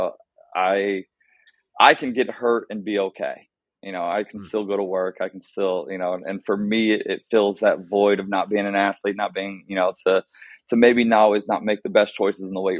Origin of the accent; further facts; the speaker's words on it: Columbus, Ohio, United States; moved away as an adult; also born or lived in Pittsburgh, Pennsylvania; now in Naperville, United States; growing up in Columbus, Ohio, straight West Side guy